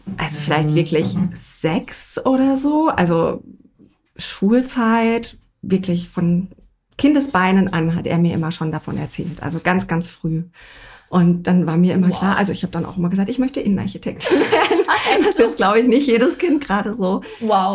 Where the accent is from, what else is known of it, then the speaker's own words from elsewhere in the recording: North Rhine-Westphalia, Germany; now in Munich, Germany; ich komme eigentlich aus NRW